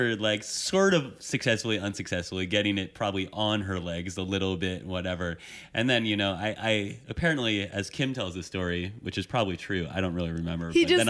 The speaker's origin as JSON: {"language": "English", "region": "Vermont", "country": "United States", "also_born_or_lived": "Brooklyn, New York", "moved": "as an adult", "said": "I'm from Vermont. I was like freshly new, like 19 years old in Brooklyn"}